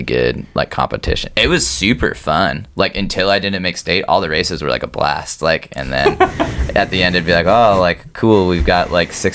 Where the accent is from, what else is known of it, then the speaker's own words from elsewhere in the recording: Davenport, Iowa, United States; I grew up in Davenport